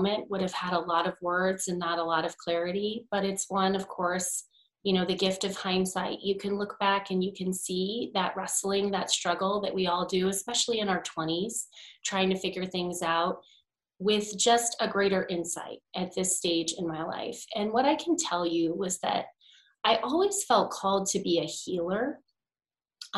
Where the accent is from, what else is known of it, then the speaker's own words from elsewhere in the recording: New York, United States; as a New Yorker